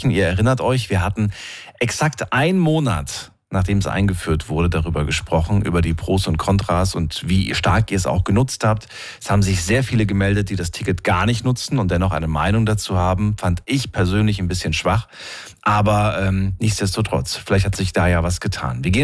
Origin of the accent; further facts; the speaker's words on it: Odendorf, North Rhine-Westphalia, Germany; Aus äh, Odendorf. Da liegt bei Euskirchen Rheinbach.